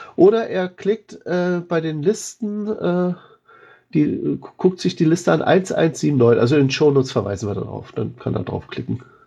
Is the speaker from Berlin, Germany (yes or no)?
yes; Berlin, Germany; mir als Berliner